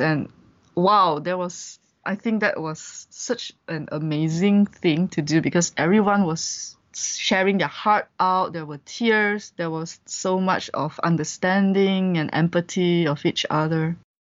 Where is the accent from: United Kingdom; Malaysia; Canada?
Malaysia; moved away as an adult; also born or lived in Vietnam; I'm a Malaysian